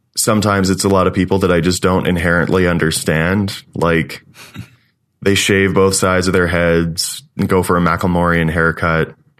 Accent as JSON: {"language": "English", "region": "Eastern Ontario", "country": "Canada", "tie": "born or raised there", "also_born_or_lived": "London, Ontario", "moved": "as an adult", "lives_now": "Calgary, Canada", "said": "I grew up in Eastern Ontario, went to school in Eastern Ontario, and then moved out west to Calgary."}